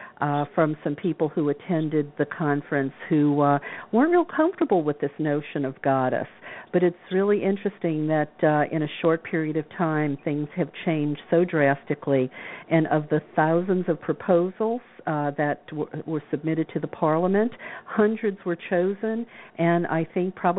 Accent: the South, United States; I was told as a nice girl growing up in the South

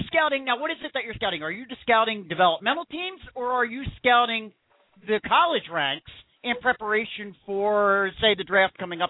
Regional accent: Philadelphia, Pennsylvania, United States; I'm actually from the Philadelphia region.

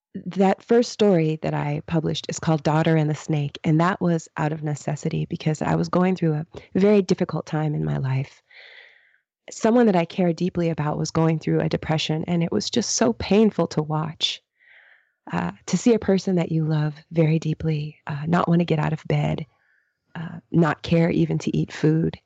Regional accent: United States; I'm American

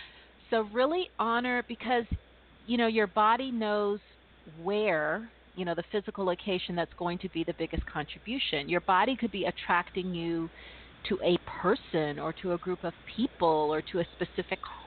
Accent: California, United States; also born or lived in East Coast; I'm from California, and I've also lived on the East Coast

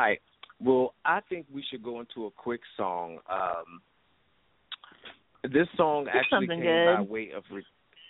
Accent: Hampton, Virginia, United States; now in Washington, D.C., United States; I'm from Hampton, Virginia.

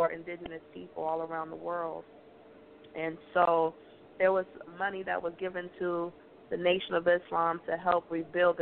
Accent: Chicago, Illinois, United States; Minister Farrakhan adopted me and my brother, and we grew up living in Chicago

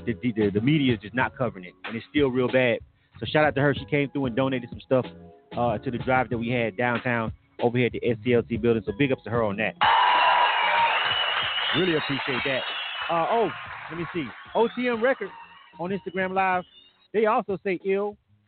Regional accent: Panama City, Florida, United States; moved away; I'm actually born and raised in Panama City, Florida.

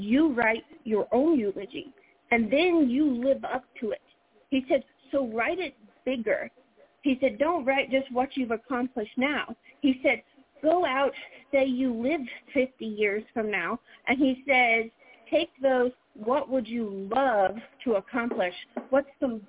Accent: the South, United States; accent: Southern; I'm a Southerner

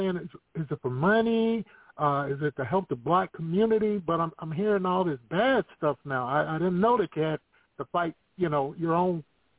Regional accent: California, United States; now in Texas, United States; I live in Texas. I'm originally from California.

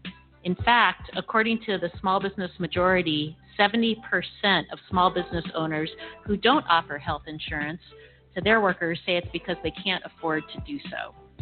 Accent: Washington, United States; In my home state of Washington, there are over 500,000 small businesses.

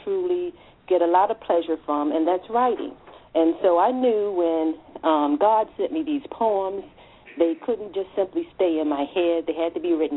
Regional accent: Washington, District of Columbia, United States; I'm a native Washingtonian, grew up here most of my life.

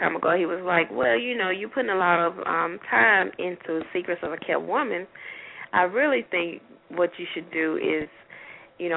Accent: Opelika, Alabama, United States; also born or lived in Tuskegee, Alabama; my hometown here in Opelika, Alabama.

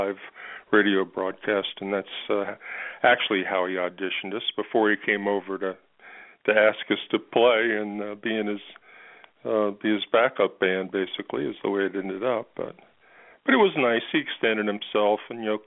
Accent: Pittsburgh, Pennsylvania, United States; moved away; I'm from Pittsburgh

